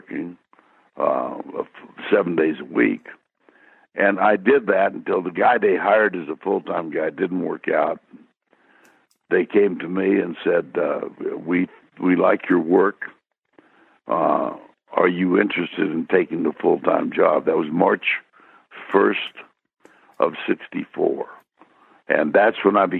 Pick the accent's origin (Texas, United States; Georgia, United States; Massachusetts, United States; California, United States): Texas, United States; Austin; also born or lived in Minnesota / Everett, Washington / Seattle, Washington / Dallas; went back to my hometown of Austin